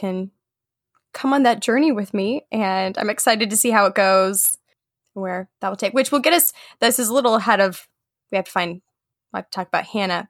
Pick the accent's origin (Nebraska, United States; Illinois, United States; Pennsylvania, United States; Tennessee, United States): Nebraska, United States; moved away as an adult; now in California, United States; now currently we're both from Nebraska